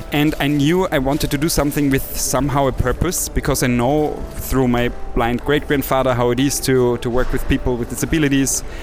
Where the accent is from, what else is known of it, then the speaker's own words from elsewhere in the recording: villages in Austria, outside Salzburg, Austria; moved away as an adult; now in Vienna, Austria; my little village outside of Salzburg in Austria um, because I'm a country boy. So basically, cool. I have um, grown up in different villages in, in Austria